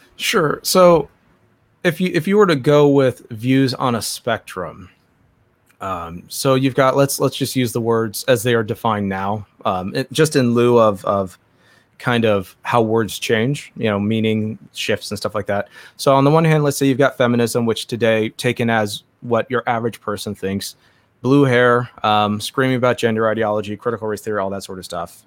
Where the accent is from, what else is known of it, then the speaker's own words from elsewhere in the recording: Southern California, United States; I grew up in Southern California